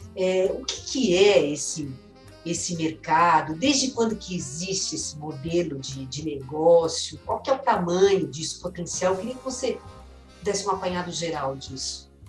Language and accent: Portuguese; São Caetano do Sul, São Paulo, Brazil; da cidade natal, que eu sou de São Caetano